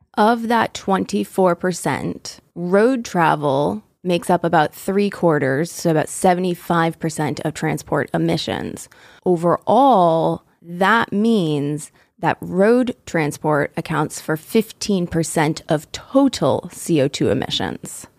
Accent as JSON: {"language": "English", "country": "United States", "said": "still be in my home state."}